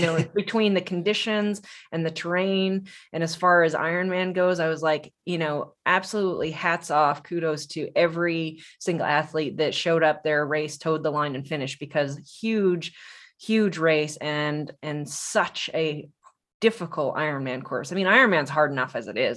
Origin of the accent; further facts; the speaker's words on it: Tucson, Arizona, United States; I'm from Tucson